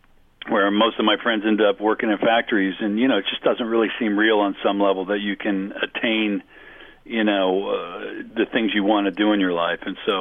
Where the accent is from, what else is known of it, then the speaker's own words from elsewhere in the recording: Erie, Pennsylvania, United States; moved away; also born or lived in California; I grew up in Erie, Pennsylvania